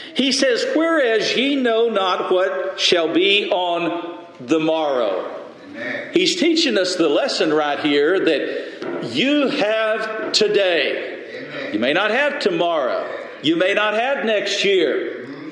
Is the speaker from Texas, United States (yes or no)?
yes; Lubbock, Texas, United States; we grew up in the Lubbock church together